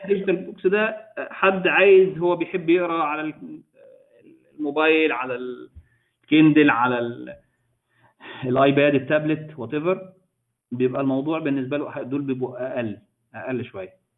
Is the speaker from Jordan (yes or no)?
no; Egypt; عندنا في مصر